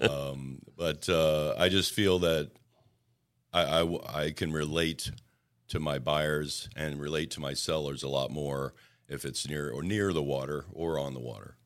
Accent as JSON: {"language": "English", "country": "Puerto Rico", "tie": "born or raised there", "moved": "yes", "said": "when I was a little tot growing up in Puerto Rico"}